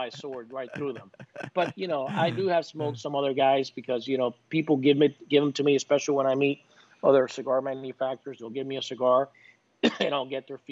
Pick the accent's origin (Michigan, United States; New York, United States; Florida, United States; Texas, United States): Florida, United States; Tampa; I grew up in Tampa. I played for Tampa Jesuit